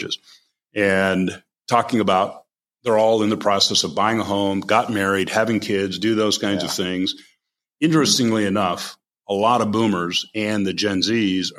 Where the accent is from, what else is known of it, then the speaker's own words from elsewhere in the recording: United States; moved away; I grew up on the Canadian border. I don't live there anymore.